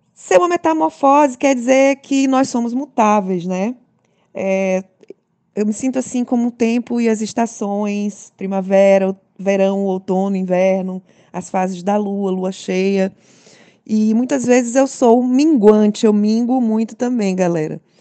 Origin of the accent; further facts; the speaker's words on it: São Luís, Maranhão, Brazil; sou de São Luís, maranhense